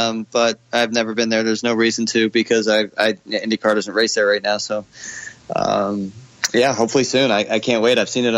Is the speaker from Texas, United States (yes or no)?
yes; Dallas, Texas, United States; born there; I was born in Dallas, so I claim it when I'm there.